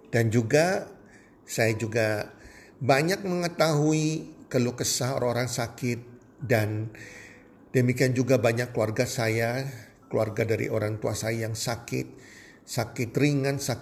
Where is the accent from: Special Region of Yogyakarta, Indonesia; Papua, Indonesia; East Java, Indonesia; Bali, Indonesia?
East Java, Indonesia; Surabaya; Nah matahari kalau di Surabaya daerah saya di Indonesia bagian barat